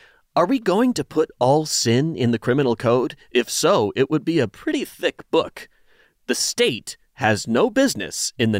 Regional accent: Canada; I am very Canadian in that respect. I'm always apologizing.

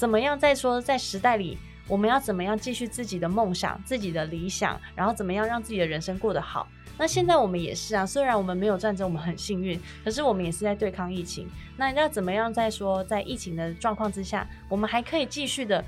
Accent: Taiwan; 而且我们台湾人的自己的创作能力就很好了。

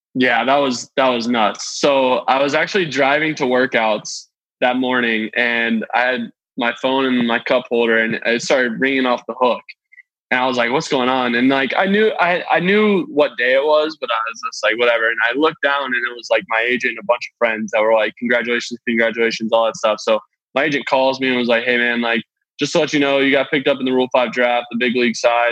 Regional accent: Flowery Branch, Georgia, United States; I grew up in Atlanta

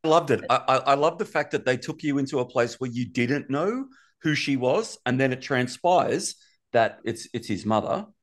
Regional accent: Australia; I'm from Australia

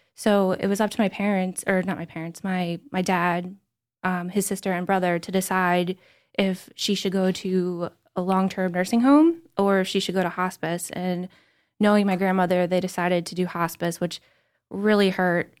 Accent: Somerdale, New Jersey, United States; I'm from Summerdale

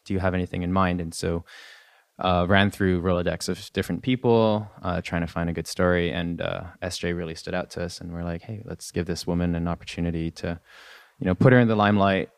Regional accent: Canada; I'm Canadian. I'm not, uh, I'm not American

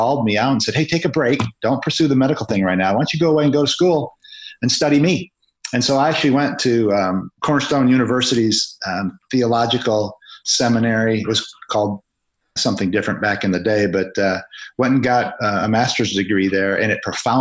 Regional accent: Grand Rapids, Michigan, United States; in my hometown of Grand Rapids, Michigan

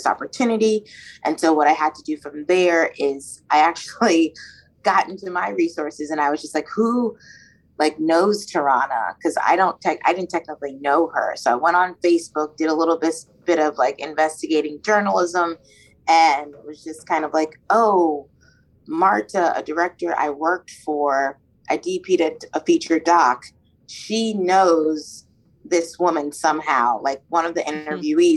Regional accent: Maryland, United States; now in New York, United States; I'm from Maryland originally and have been in New York for a while now

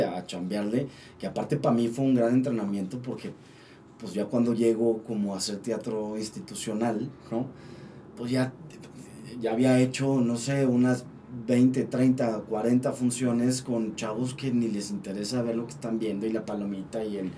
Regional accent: Torreón, Coahuila, Mexico; now in Mexico City, Mexico; a Torreón, a mi casa, yo soy de Torreón

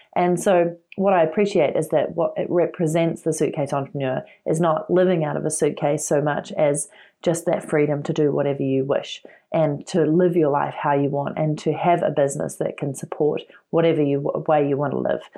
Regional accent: New Zealand; moved away as an adult; I'm originally from New Zealand

